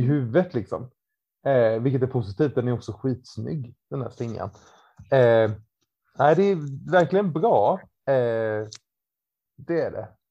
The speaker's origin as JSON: {"language": "Swedish", "town": "Ramkvilla", "region": "Jönköping County", "country": "Sweden", "said": "gympan hemma i Ramkvilla på måndagkvällar."}